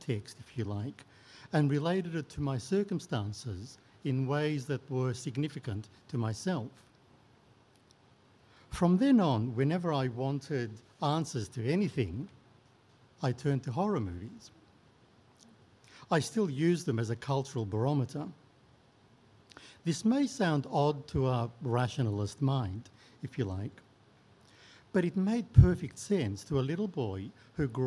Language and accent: English; Melbourne, Victoria, Australia; also born or lived in Turkey; As a teenager growing up in Melbourne